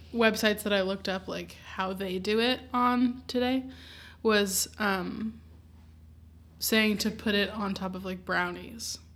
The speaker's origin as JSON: {"language": "English", "region": "Southern California", "country": "United States", "lives_now": "Los Angeles, United States", "said": "I'm still from Southern California"}